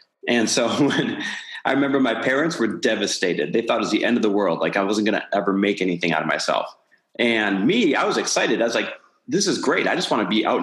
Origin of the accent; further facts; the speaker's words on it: Midwest, United States; now in Santa Monica, United States; I am Midwest born and raised, now living out here in Santa Monica, California